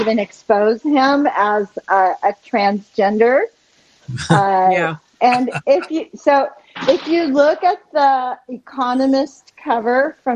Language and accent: English; Jordan; moved away; I'm a Palestinian. I was born in Jordan, but my parents are Palestinian.